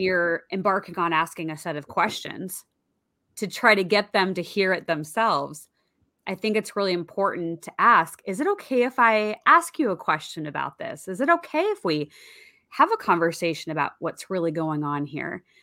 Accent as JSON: {"language": "English", "area": "outside of the Seattle area", "region": "Washington", "country": "United States", "tie": "born or raised there", "said": "I grew up outside of the Seattle area"}